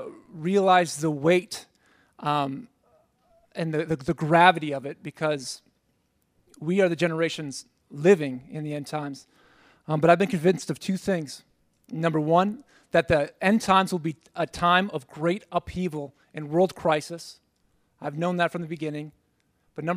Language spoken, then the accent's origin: English; Minneapolis, Minnesota, United States; moved away as an adult; now in Kansas City, United States; I'm from Minneapolis, Minnesota. I came down here about a year and a half